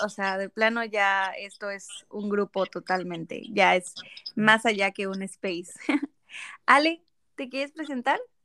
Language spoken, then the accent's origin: Spanish; Yucatán, Mexico; Yo soy del estado de Yucatán